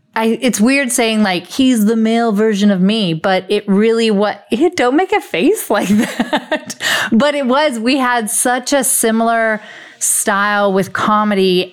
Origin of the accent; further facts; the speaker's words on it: Las Vegas, Nevada, United States; now in Los Angeles, United States; currently living in LA, but born and raised in Vegas